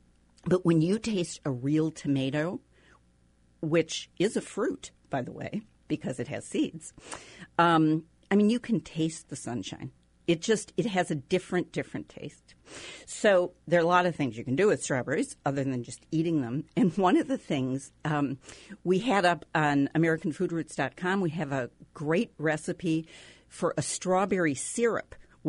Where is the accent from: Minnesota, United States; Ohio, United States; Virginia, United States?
Minnesota, United States; moved away; I grew up in Minnesota